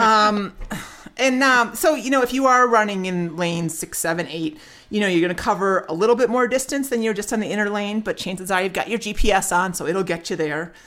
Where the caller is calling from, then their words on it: Flowery Branch, Georgia, United States; I'm calling from Flowery Branch, Georgia